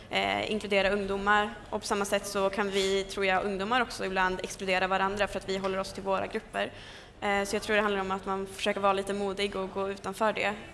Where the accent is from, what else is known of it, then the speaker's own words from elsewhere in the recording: Sweden; som att det är en självklarhet att jag är svensk och tillhör det landet för jag är född och uppvuxen här.